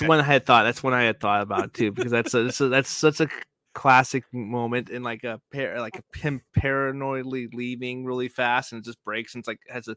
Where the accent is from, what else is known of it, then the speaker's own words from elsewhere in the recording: Joplin, Missouri, United States; I am from Joplin.